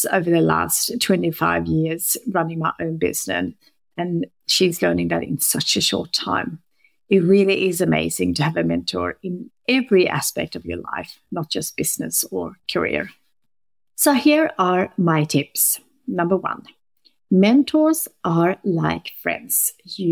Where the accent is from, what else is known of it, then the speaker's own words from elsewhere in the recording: Sweden; moved away; I'm currently working from Sweden, which is my home country